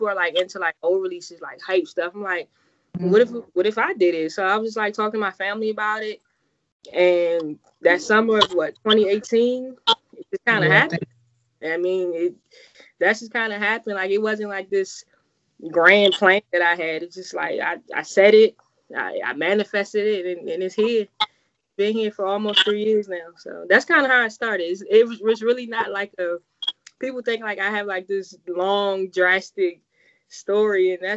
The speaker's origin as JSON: {"language": "English", "town": "Farmville", "region": "Virginia", "country": "United States", "tie": "born or raised there", "moved": "as an adult", "lives_now": "Bowie, United States", "said": "Located in my hometown, Farmer, Virginia. I'm a graduate of Prince Edward County, class of 2009"}